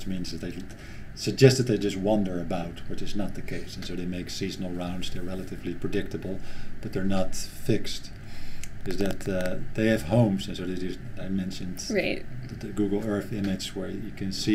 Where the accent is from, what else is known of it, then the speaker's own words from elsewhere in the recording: Netherlands; moved away; I'm from the Netherlands